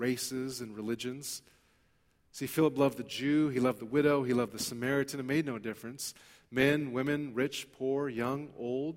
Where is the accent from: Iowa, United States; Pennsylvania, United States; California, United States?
California, United States; Los Angeles; I grew up in East L.A. There's not a whole lot of Sikhs that I'm aware of in East Los Angeles.